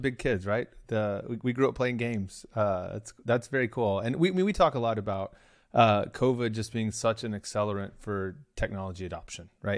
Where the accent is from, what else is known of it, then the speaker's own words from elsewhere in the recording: Oklahoma, United States; moved away; I'm originally from Oklahoma